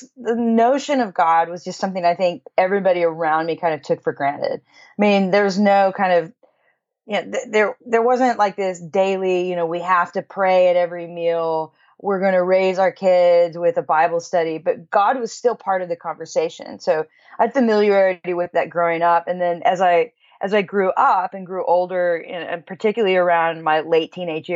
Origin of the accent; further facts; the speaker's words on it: Kansas, United States; I grew up in Kansas, so it's the Midwest